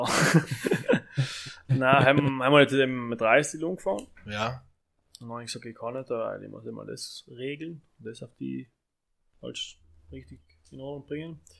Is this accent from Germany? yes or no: no; Italy; German is a second language; Und deswegen ist für uns glaube ich, als Italiener schwer.